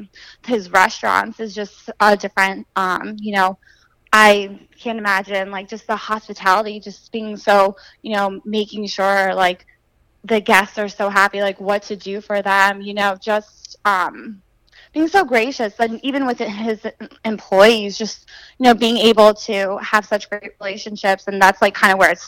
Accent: Pennsylvania, United States; moved away as an adult; I'm originally from Pennsylvania, and I actually went to school for elementary education. So I came down here about 6 years ago

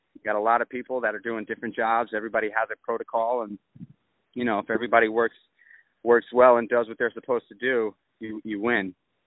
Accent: New York City, New York, United States; when I was a kid, I grew up in Manhattan

